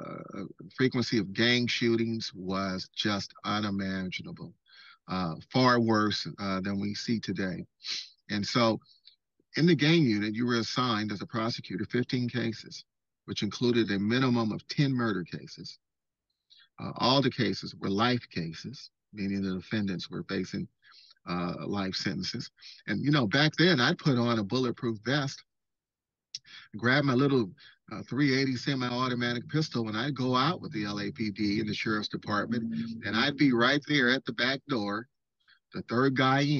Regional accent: San Francisco Bay Area, California, United States; growing up in the San Francisco Bay Area

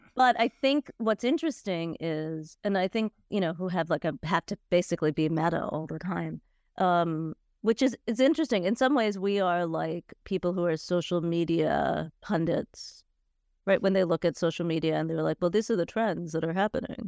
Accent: United States; I grew up in the States, and I grew up in a fairly vibrant Indian community.

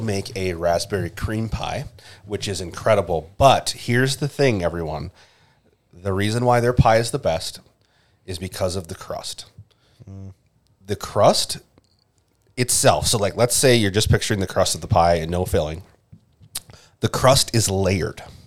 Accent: Minnesota, United States; as a Minnesotan

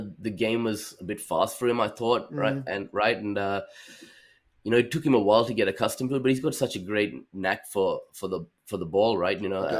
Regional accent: Australia; as an Australian and as us being Australians

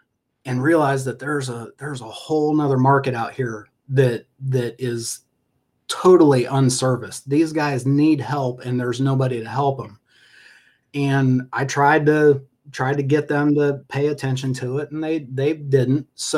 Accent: Ohio, United States; born there; growing up, I was born in Ohio, and my dad raced, was in road racing.

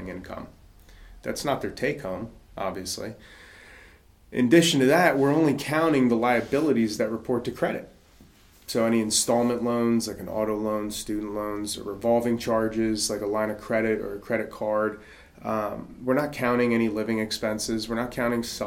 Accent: New Jersey, United States; now in North Carolina, United States; my home state, New Jersey

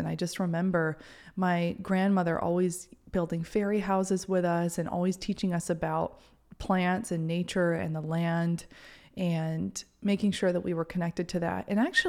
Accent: Maine, United States; the house that I grew up in Maine, was on a battleground site. Like, it's a very old house from like the 1800s.

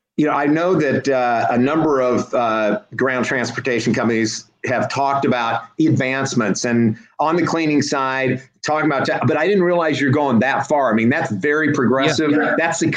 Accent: Washington, Iowa, United States; moved away; Born and raised in Washington, Iowa. It's 30 miles south Iowa City, University of Iowa.

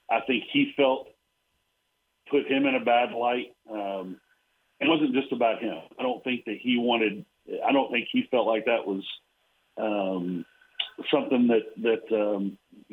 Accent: Abilene, Texas, United States; I grew up in Abilene and went to Abilene High

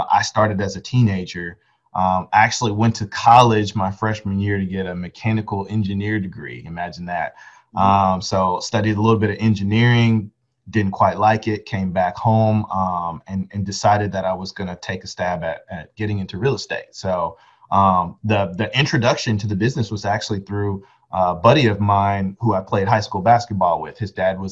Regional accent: Arlington, Texas, United States; I'm from Arlington, when I enrolled in the University of Texas at Arlington

